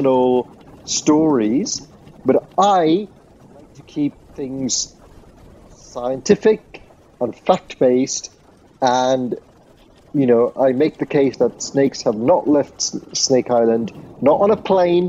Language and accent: English; Sri Lanka; I grew up in Sri Lanka.